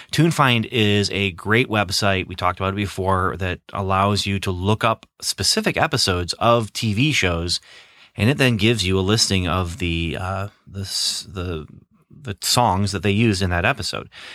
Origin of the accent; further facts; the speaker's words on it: Midwest, United States; growing up in the Midwest